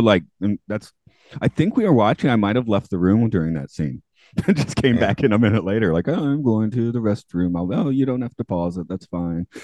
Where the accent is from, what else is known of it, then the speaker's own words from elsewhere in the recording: Atlanta, Georgia, United States; I'm from Atlanta